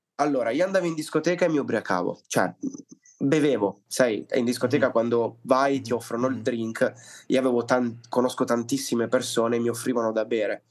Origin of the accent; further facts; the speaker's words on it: Liguria, Italy; also born or lived in Palermo, Sicily; sono nato a Palermo, ma mio padre per questioni lavorative si è trasferito al nord, precisamente in Liguria. E quindi sono venuto su che ero bambino, avevo tre anni.